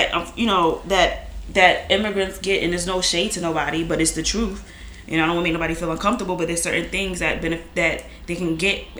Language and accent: English; United States; even as a black American